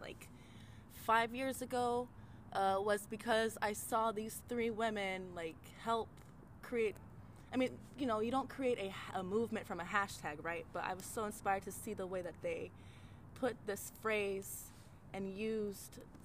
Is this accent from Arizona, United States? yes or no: yes; Tempe, Arizona, United States; moved away as an adult; also born or lived in Flagstaff, Arizona; now in Washington, D.C., United States; I grew up in central Arizona, or more like in Tempe, and then went to college up in Flagstaff